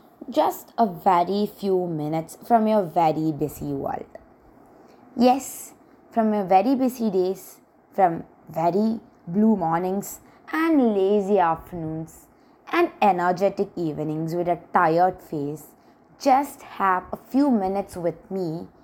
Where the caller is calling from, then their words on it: India; I'm talking from India.